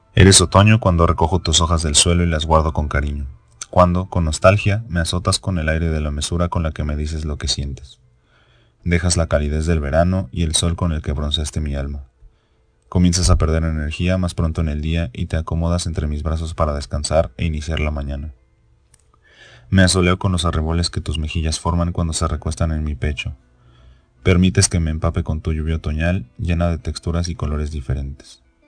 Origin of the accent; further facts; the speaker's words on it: Mexico; soy mexicano